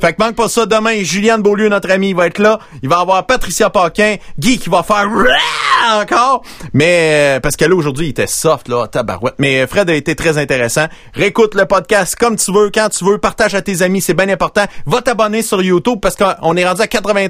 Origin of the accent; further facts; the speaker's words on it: Princeville, Quebec, Canada; j'ai grandi à Princeville